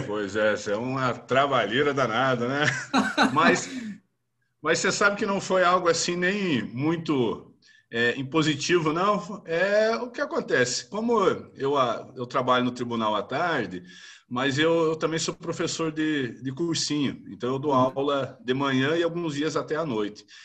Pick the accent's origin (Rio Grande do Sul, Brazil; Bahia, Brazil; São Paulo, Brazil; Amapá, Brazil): Rio Grande do Sul, Brazil; interior of; now in Federal District, Brazil; Eu sou do interior do Rio Grande do Sul, né? Família tradicional e, e criado na roça